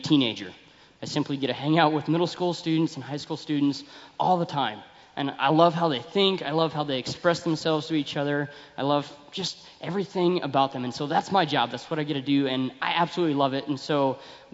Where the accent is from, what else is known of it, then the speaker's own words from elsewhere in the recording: Billings, Montana, United States; I grew up in Billings